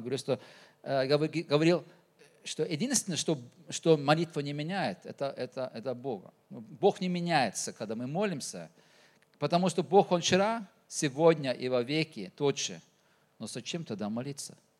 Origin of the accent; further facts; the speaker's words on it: Norway; accent: Norwegian pronunciation; Russian is a second language; now in Tuva, Russia; Родился в Норвегии, а так-то уже, э, уже так живу и в Туве